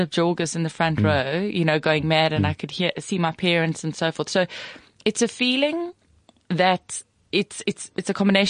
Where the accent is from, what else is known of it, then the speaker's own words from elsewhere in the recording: Pretoria, Gauteng, South Africa; I came from Pretoria East.